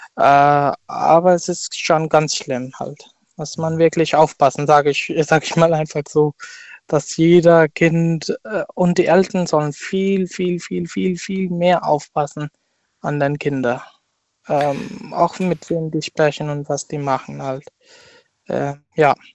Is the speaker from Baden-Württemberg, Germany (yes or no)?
yes; Mannheim, Baden-Württemberg, Germany; ich bin aus Mannheim.